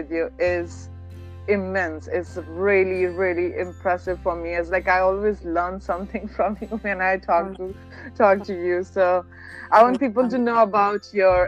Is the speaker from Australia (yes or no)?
no; North India, India; also born or lived in Uttar Pradesh / Delhi; I grew up in North India